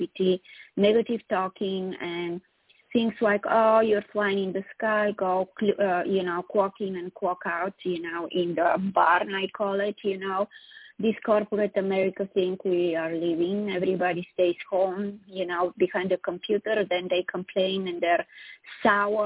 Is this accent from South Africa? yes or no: no; Sofia, Sofia City, Bulgaria; now in United States; I'm from Eastern Europe originally, from Bulgaria, from the capital, Sofia, born and raised there